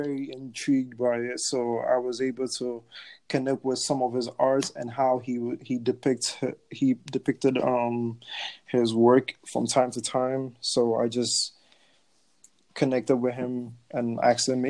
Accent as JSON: {"language": "English", "country": "Ghana", "tie": "born or raised there", "moved": "yes", "said": "back home in Ghana"}